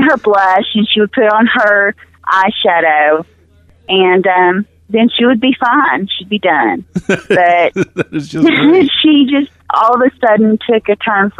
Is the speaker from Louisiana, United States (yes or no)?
no; Clinton, Arkansas, United States; now in Marshall, United States; We actually lived in Clinton, which is where I grew up, and then my husband's work brought him to Marshall, and all my fam